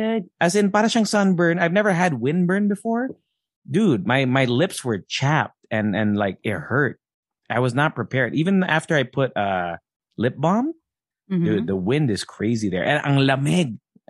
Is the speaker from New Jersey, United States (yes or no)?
no; Alaska, United States; born there; So I was born in Alaska, and we got to stay with my Ate Edith.